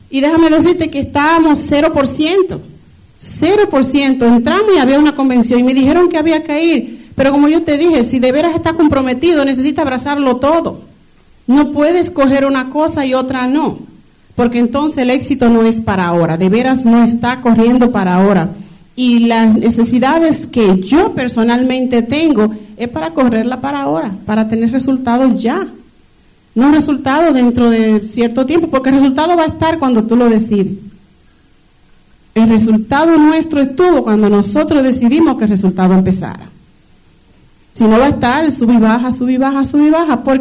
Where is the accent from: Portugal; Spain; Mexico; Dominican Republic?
Dominican Republic; lo poquito que le puedo hablar es que soy dominicana, ya todos saben.